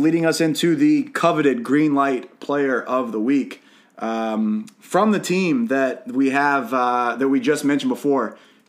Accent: Harrisonburg, Shenandoah Valley, Virginia, United States; My hometown, James Madison Dukes.

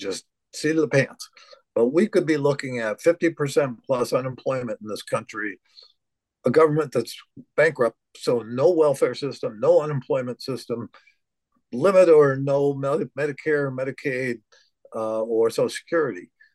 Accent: United States; speaking as an American

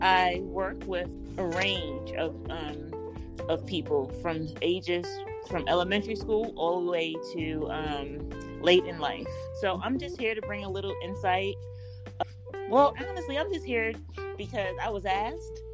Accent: New York City, New York, United States; I'm from New York City

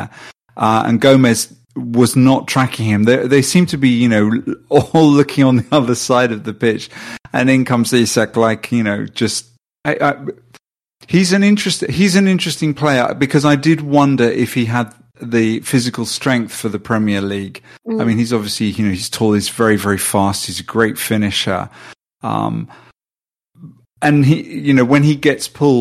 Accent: Sweden; I'm from Sweden

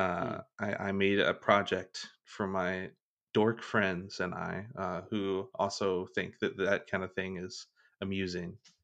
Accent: Kentucky, United States; I'm from Kentucky, so, uh, e, even though I don't have, like, a huge accent

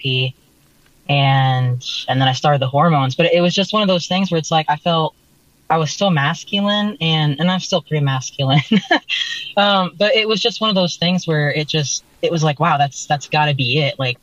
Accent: North Idaho, United States; moved away; I grew up in North Idaho

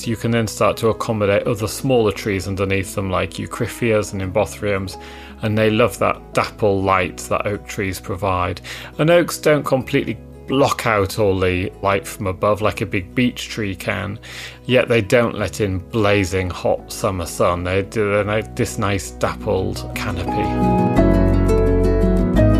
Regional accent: Yorkshire and the Humber, United Kingdom; growing up in Yorkshire, in East Yorkshire, where it's quite flat and quite open, there's a lot of agriculture.

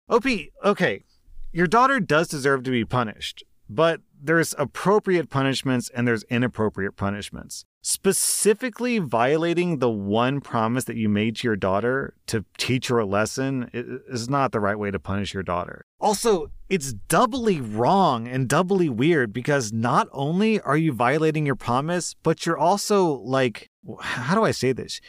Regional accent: United States; As an American

